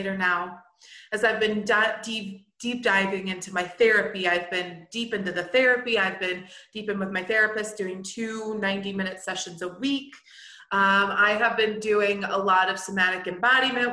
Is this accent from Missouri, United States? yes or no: yes; St. Louis, Missouri, United States; moved away as an adult; now in Jackson Hole, United States; we would be moving from Jackson Hole, Wyoming, back to our hometown of St. Louis, Missouri